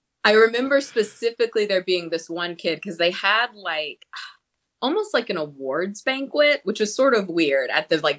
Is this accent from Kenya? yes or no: no; Charleston, South Carolina, United States; I grew up in Charleston, South Carolina